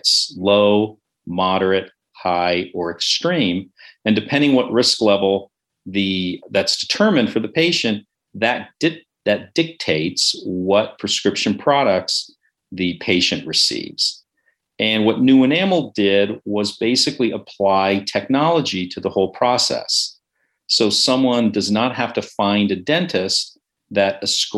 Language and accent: English; San Francisco, California, United States; moved away as an adult; also born or lived in Ithaca, New York / New York City; I grew up in the Bay Area. I'm a native San Franciscan, which is a bit of a rarity